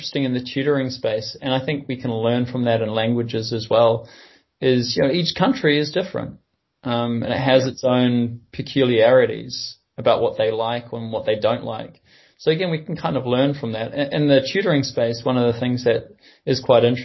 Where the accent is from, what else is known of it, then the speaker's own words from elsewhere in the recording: New Zealand; I'm a New Zealander